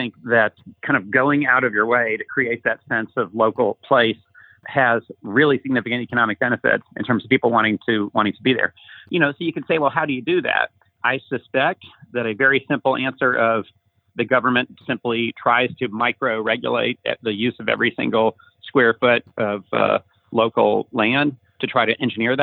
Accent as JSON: {"language": "English", "town": "Dallas", "region": "Texas", "country": "United States", "tie": "born or raised there", "said": "my hometown here"}